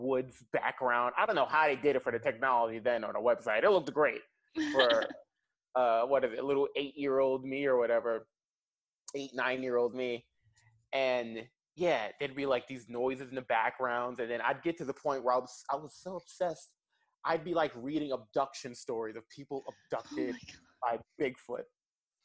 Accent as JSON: {"language": "English", "town": "New York City", "region": "New York", "country": "United States", "tie": "born or raised there", "also_born_or_lived": "Kansas City", "moved": "as an adult", "lives_now": "Germany", "said": "I'm a kid from New York City, nowhere near any woods or anything"}